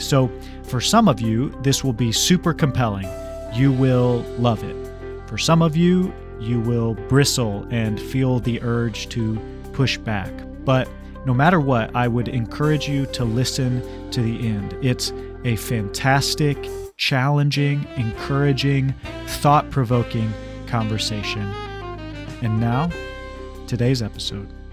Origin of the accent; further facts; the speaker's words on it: Kansas, United States; I'm from Kansas, which is definitely the Midwest.